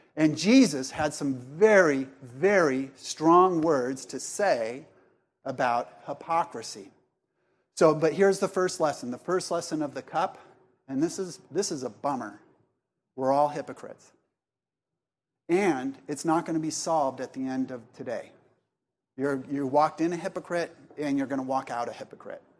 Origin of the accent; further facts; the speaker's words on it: Laguna Beach, California, United States; also born or lived in Columbia, South Carolina; I was raised in Laguna Beach